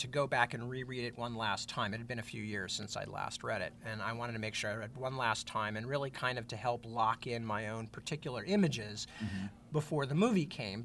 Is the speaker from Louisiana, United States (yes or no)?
no; Northern California, United States; also born or lived in London; I'm pretty quintessentially Northern Californian in a lot of ways